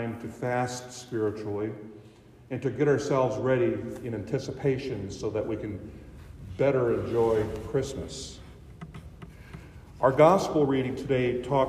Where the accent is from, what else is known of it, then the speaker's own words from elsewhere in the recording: Boyd County, Nebraska, United States; moved away as an adult; now in Hartington, United States; I grew up here in Boyd County, went to church in Spencer